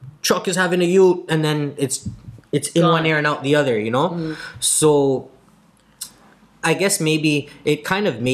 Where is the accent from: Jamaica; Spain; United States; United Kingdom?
Jamaica; I'm from Yod